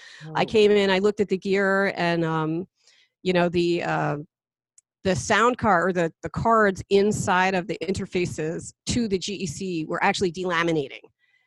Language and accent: English; New Jersey, United States; moved away; also born or lived in Pine Bush, New York; I went to Pine Bush High School, which is, you know, about 20 miles west of here. And I'm a transplant from New Jersey